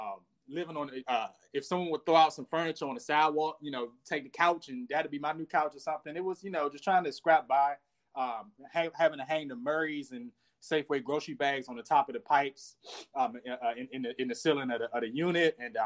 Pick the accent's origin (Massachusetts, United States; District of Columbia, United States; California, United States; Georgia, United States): District of Columbia, United States; Washington; also born or lived in Madison, New Jersey; I'm born and raised in Washington, D.C.